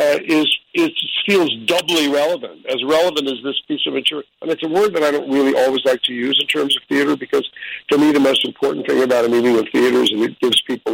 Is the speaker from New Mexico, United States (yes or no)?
no; New York City, New York, United States; I'm a New Yorker